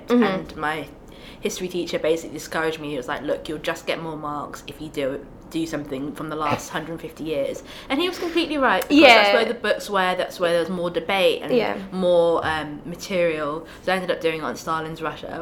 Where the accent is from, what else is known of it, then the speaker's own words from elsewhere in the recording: United Kingdom; I grew up in Britain.